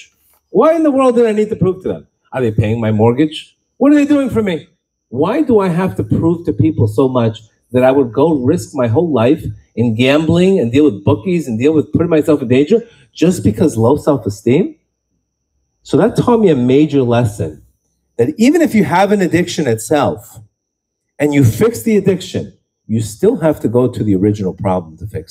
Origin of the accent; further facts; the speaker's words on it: Miami, Florida, United States; I grew up in Miami